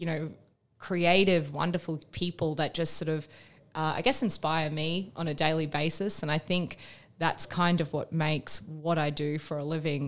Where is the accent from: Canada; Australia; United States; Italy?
Australia; Perth, Western Australia; also born or lived in United Kingdom / Asia; now in Melbourne, Australia; I am an Australian woman that lives in Melbourne. I'm originally from Perth in Western Australia.